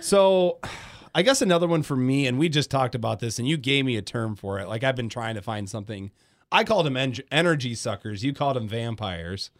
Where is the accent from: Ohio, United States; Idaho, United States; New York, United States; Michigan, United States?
Michigan, United States; Grand Rapids; moved away as an adult; also born or lived in Detroit Metro; I'm from Grand Rapids. I moved to Detroit Metro when I was eighteen